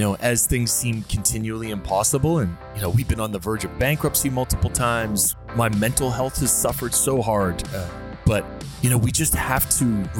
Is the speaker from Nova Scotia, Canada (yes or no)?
yes; Dartmouth, Nova Scotia, Canada; myself growing up in Nova Scotia in Dartmouth